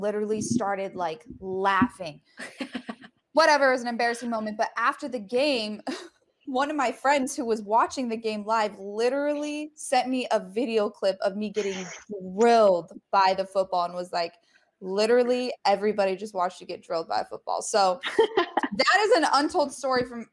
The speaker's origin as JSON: {"language": "English", "region": "Colorado", "country": "United States", "moved": "yes", "said": "I'm from Colorado"}